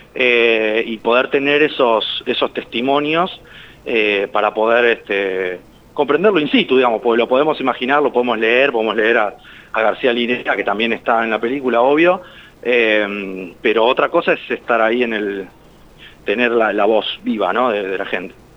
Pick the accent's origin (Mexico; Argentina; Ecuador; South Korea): Argentina; nosotros somos argentinos